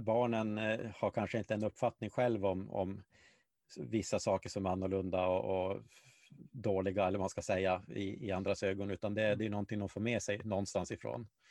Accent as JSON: {"language": "Swedish", "town": "Malmberget", "region": "Norrbotten County", "country": "Sweden", "tie": "born or raised there", "moved": "yes", "said": "jag växte upp i Gällivare, eh, eller Malmberget då, eh, till, till stor"}